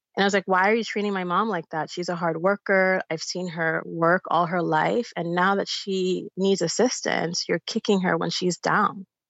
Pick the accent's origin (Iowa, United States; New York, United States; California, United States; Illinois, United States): New York, United States; New York City; also born or lived in Bayamón, Puerto Rico; the district that I grew up in in the Bronx